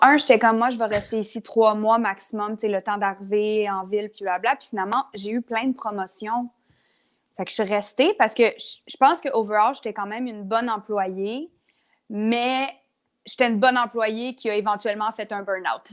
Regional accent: Lavaltrie, Quebec, Canada; now in Montreal, Canada; je viens de la Valtrie, ce qui est vraiment correct, mais ça fait 12 ans que j'ai pas été. ça fait 12 ans que j'ai pas habité à la Valtrie

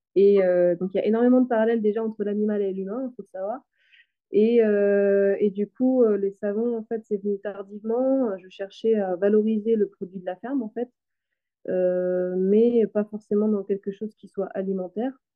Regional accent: western Brittany, France; je suis originaire de, l'ouest de la Bretagne

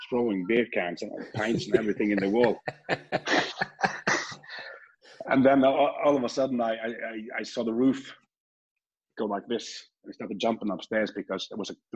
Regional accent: Norway; I'm from Norway

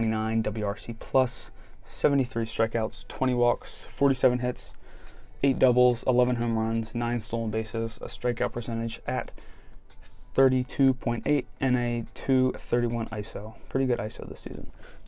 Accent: Baltimore, Maryland, United States; from my hometown, Baltimore

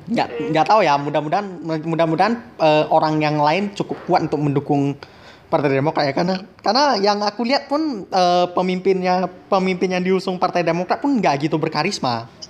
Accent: Medan, North Sumatra, Indonesia; kita mah orang Medan udah biasa

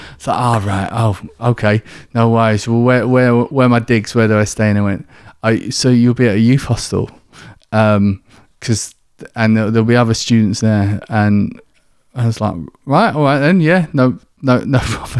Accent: Kent, South East England, United Kingdom; accent: southern; moved away as an adult; also born or lived in Manchester; now in York, United Kingdom; from down south, you can probably tell by my, by my accent, um, in, in Kent, I grew up there

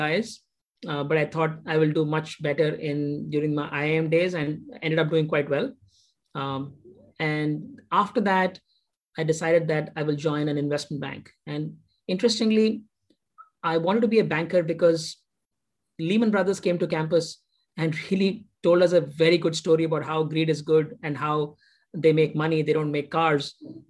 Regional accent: Duliajan, Assam, India; also born or lived in Andhra Pradesh; Yeah, I was born in Andhra Pradesh, but grew up in Assam. It was an oil township called Duliajan within the state of Assam. It was a pretty average middle class sort of upbringing. There was only one good school in my little town called Duliajan.

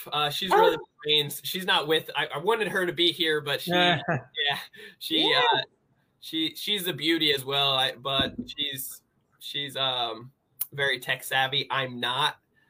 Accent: New Jersey, United States; now in San Diego, United States; I'm originally from New Jersey, and I live out in sunny San Diego, California, though.

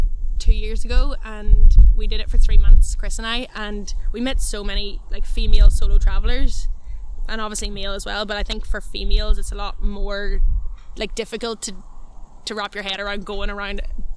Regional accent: Donegal, Ulster, Ireland; moved away as an adult; also born or lived in Australia; now in Canada; like I was born in Donegal and I've always kind of moved around houses

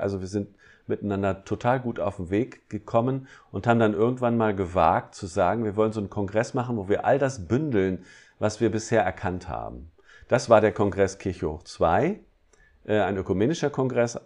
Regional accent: Harz, Germany; bei uns im Harz

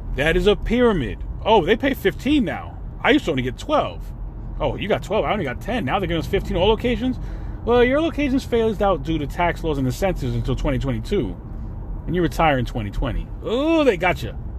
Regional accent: New York, United States; now in Florida, United States; I'm from New York, so I use words like crib

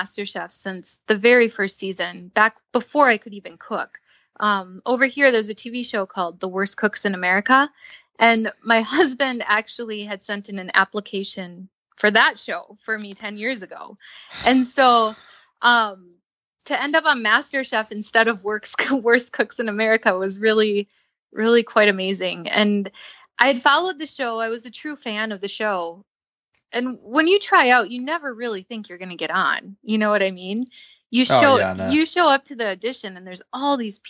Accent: Rochester, Minnesota, United States; I'm from Rochester, Minnesota

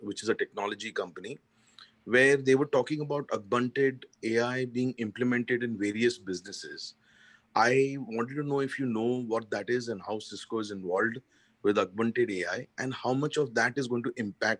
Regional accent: India; I am from India

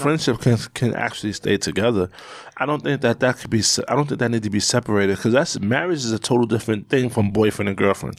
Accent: New York, United States; I'm from New York, born and raised

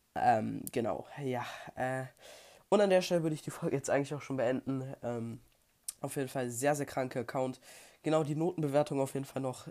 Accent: Germany; bei uns in Deutschland

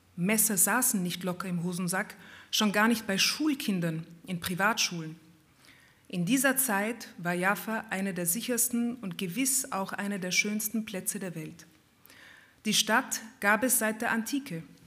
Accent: Vienna, Austria; meiner Kindheit in Wien. Ja, wir sind aufgewachsen in Wien in einer schönen Wohnung im siebten Bezirk

